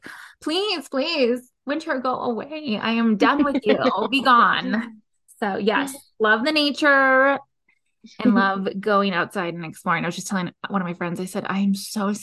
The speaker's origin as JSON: {"language": "English", "region": "California", "country": "United States", "moved": "yes", "lives_now": "Colorado, United States", "said": "I'm from California"}